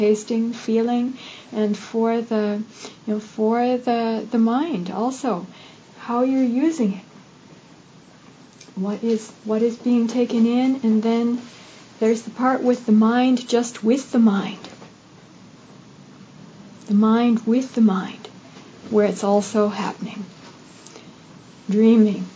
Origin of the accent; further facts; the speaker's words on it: United States; growing up in the United States as a young female